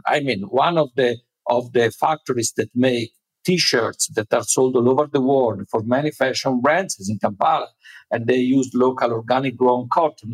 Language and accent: English; Italy; the place where I was born in Italy